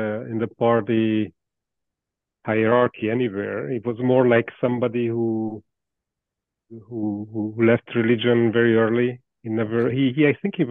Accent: Hungary; moved away as an adult; also born or lived in Canada; now in Paris, France; I'm from Hungary. I was born in Hungary. I grew up before beyond the Iron Curtain.

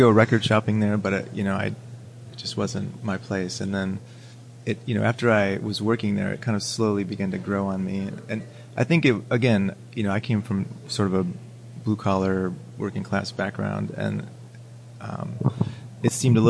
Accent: Detroit, Michigan, United States; now in Ann Arbor, United States; I grew up in the Detroit area. Right now I live in Ann Arbor.

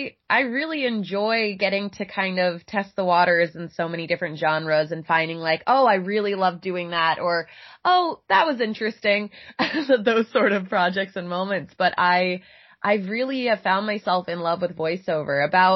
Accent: Boca Raton, Florida, United States; I'm from Florida originally, Boca Raton

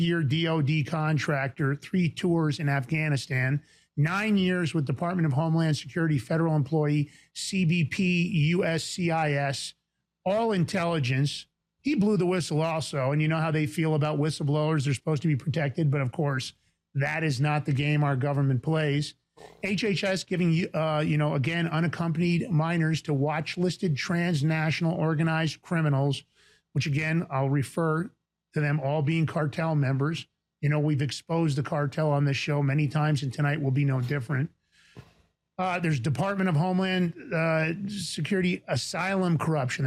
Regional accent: New York, United States; I'm from Fort Worth, the Bronx.

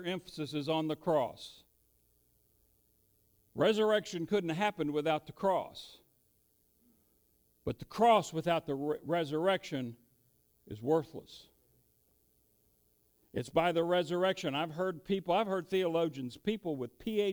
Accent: United States; we're good Americans.

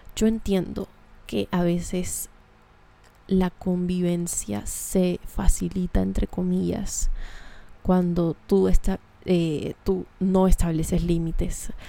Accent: Colombia; accent: cachaco; moved away; Hablé muy cachaco, lo siento. Hace rato no estoy en mi tierra.

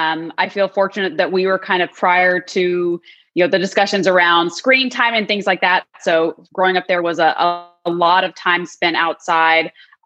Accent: Midland, Texas, United States; moved away as an adult; also born or lived in Dallas, Texas; So I was in Midland, Texas, spent 8 to 10 years there, and then did middle school and high school in Dallas, Texas.

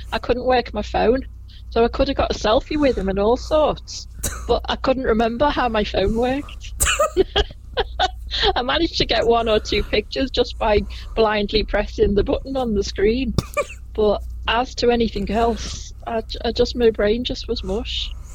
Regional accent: Liverpool, North West England, United Kingdom; I was born in Liverpool, in the same hospital as Paul McCartney, in 1961

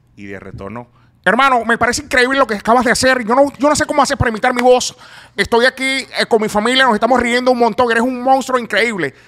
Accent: Venezuela; moved away; yo soy venezolano

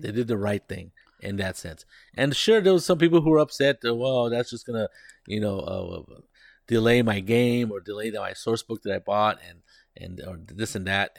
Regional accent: Monterey, California, United States; now in San Jose, United States; I grew up in Monterey, which is a county just south of us

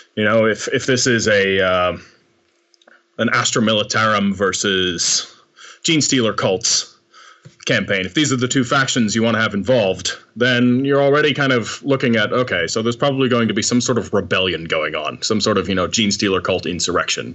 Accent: United States; now in Amsterdam, Netherlands; I'm a, uh, writer based in uh, Amsterdam for the most part. I'm actually American

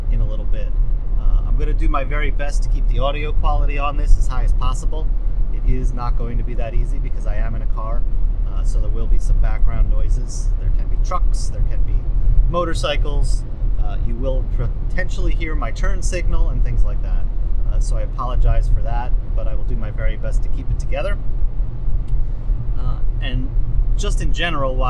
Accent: New Jersey, United States; I'm from New Jersey

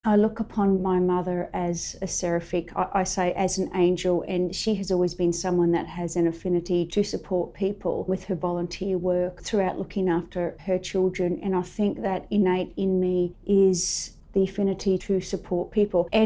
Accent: Penrith, New South Wales, Australia; born there; I was born in Penrith in 1971 whilst my father was serving at RAAF Richmond.

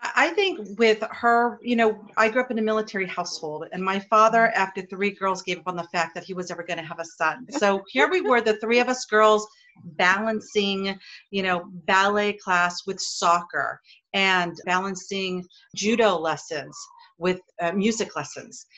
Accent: Hawaii, United States; I grew up here in Hawaii.

